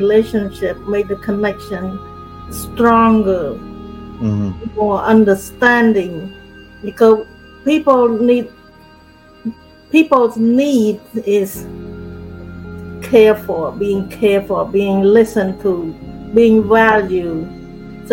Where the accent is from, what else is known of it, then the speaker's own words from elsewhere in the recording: Cambodia; moved away as an adult; I grew up in Cambodia